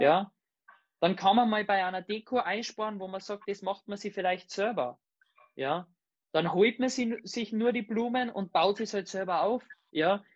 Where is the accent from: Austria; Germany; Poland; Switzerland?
Austria; Salzburg; eine Panzerhalle bei uns in Salzburg